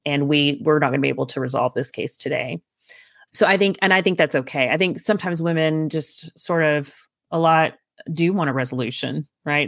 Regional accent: East Texas, United States; I grew up in East Texas

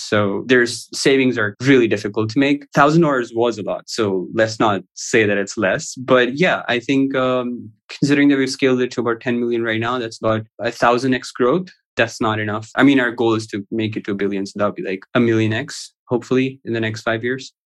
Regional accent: Pakistan; also born or lived in Houston; I live in Pakistan currently. I've traveled quite a bit. I used to work for a company in Houston before I started the business, but I studied and sort of lived throughout my life in Pakistan.

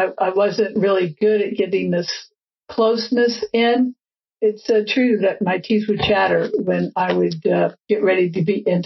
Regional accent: Texas, United States; moved away as an adult; now in San Francisco, United States; being gay growing up in Texas

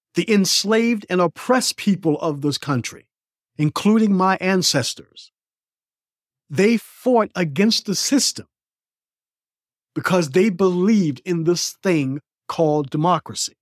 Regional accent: United States

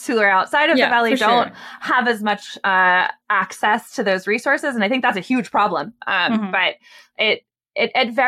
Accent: Bay Area, California, United States; I'm from the Bay Area. I sort of grew up in the broader tech sphere, and I wanted to be able to like someday be able to afford to live here again.

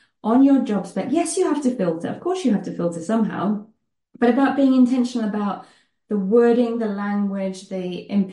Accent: United Kingdom; moved away as an adult; now in Netherlands; you may gather from my accent that I am British, but I live in the Netherlands

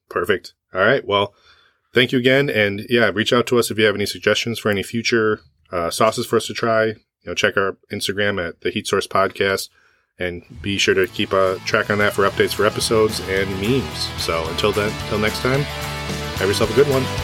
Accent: West Michigan, United States; I was born in Michigan.

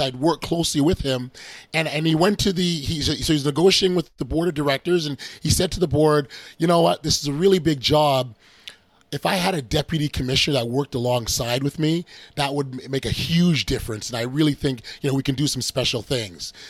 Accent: Canada; we we're from Canada

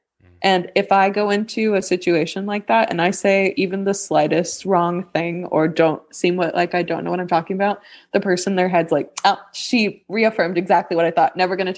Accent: New Zealand; I'm from New Zealand, so.

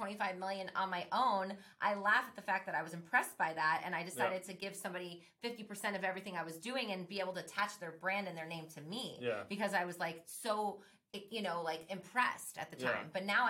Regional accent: Miami, Florida, United States; now in Orlando, United States; I'm from Miami, I'm living in Orlando now.

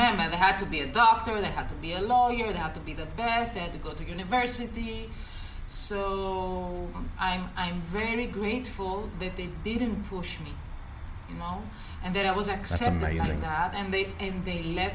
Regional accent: Greece; English is a second language; also born or lived in Nuremberg, Germany; I was born in Germany, but I came to Greece on an early age. I was around 4.

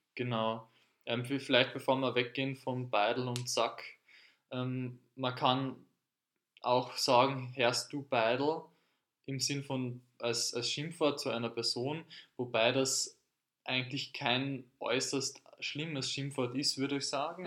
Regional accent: Carinthia, Austria; now in Vienna, Austria; in Kärnten, wo ich aufgewachsen bin

